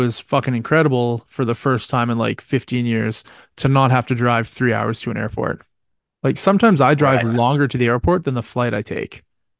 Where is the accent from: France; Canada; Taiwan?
Canada; I'm a Canadian that fucking hates Tim Hortons.